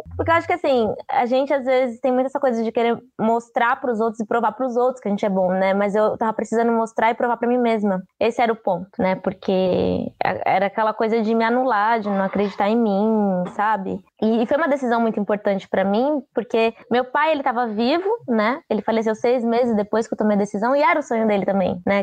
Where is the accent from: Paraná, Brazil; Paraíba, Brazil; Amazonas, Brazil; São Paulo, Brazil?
São Paulo, Brazil; also born or lived in Juazeiro, Bahia / Curaçá, Bahia; eu vim criança, né? para São Paulo. Tanto que, assim, eu ainda tenho um pouco do dialeto de casa, né? Falo algumas coisas que é muito de casa mesmo, mas o, o sotaque é muito daqui, porque eu acabei crescendo aqui, né?